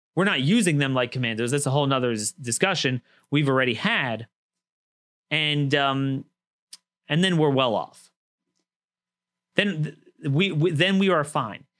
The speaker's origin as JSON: {"language": "English", "region": "Maryland", "country": "United States", "said": "Maryland, my home state"}